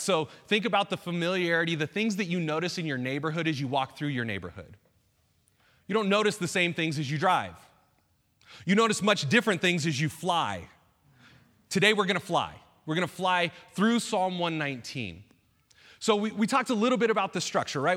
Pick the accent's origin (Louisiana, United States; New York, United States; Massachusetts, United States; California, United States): California, United States; Bay Area, Northern; moved away as an adult; also born or lived in Saskatchewan, Canada; I grew up in the Bay Area, uh, Northern California